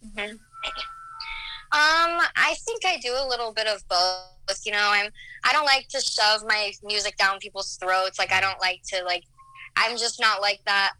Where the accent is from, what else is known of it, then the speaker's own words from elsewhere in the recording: Omaha, Nebraska, United States; now in Chicago, United States; I'm originally from Nebraska. I'm from the Omaha area.